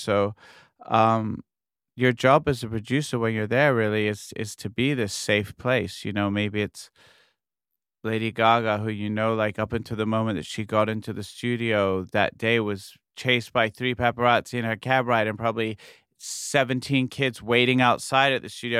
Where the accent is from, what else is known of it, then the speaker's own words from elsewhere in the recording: New York, United States; New York, well, just, it's my hometown